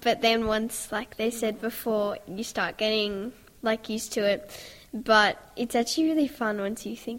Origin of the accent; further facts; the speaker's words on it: Sydney, New South Wales, Australia; I'm 11 years old, and I'm from Sydney.